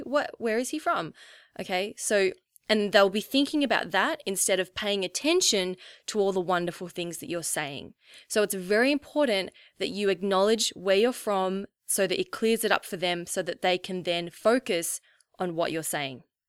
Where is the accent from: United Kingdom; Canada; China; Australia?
Australia; as an Australian, I always say brekkie instead of breakfast.